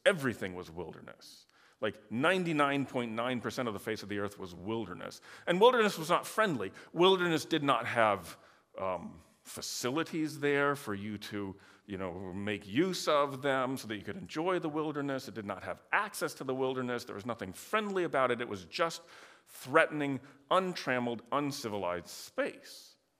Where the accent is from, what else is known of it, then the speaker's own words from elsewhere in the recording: Michigan, United States; I grew up in Michigan